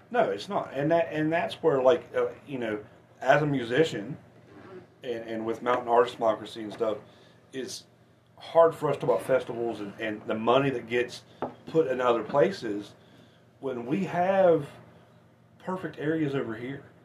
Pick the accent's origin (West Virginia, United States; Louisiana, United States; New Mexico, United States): West Virginia, United States